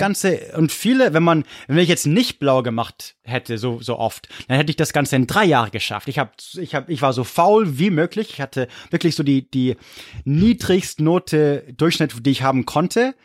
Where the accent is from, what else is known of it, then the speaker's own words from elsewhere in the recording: Corvallis, Oregon, United States; Corvallis, wo ich herkomme, gibt's nur Middle School